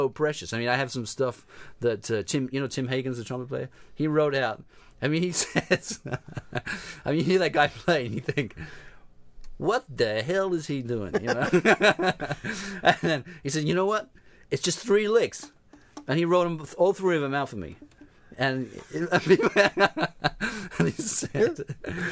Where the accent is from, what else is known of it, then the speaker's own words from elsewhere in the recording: London, United Kingdom; moved away as an adult; also born or lived in New York; being a musician growing up in London